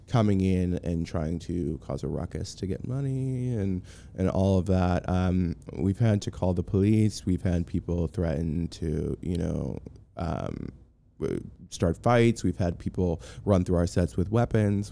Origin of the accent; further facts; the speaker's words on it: Boston, Massachusetts, United States; moved away; I'm from Boston